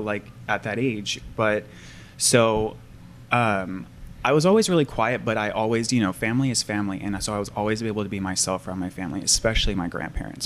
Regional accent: Portland, United States; I grew up in Portland

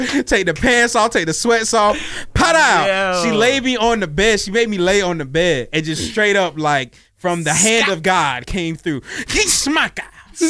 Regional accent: Baltimore, Maryland, United States; I was born in Baltimore, Maryland.

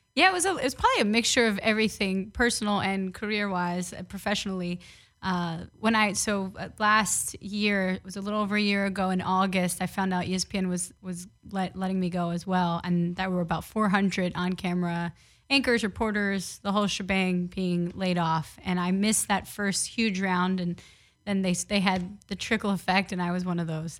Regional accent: New York City, New York, United States; moved away as an adult; also born or lived in Syracuse, New York / Los Angeles; I grew up playing baseball in the Bronx

